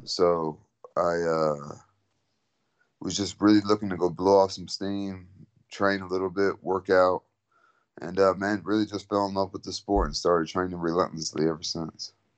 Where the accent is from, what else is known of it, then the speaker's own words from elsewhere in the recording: San Antonio, Texas, United States; also born or lived in Philippines; I'm from San Antonio, Texas